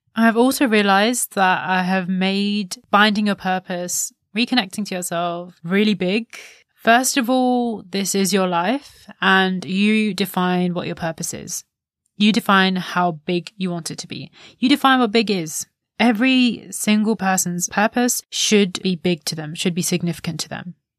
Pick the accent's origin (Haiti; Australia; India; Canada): India; As an Indian daughter, the eldest daughter of the house